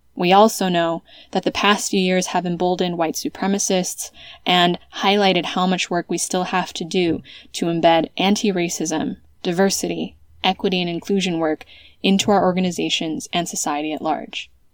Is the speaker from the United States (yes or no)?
yes; United States; moved away as an adult; also born or lived in California; now in Spain; an American who has lived in Europe since 2010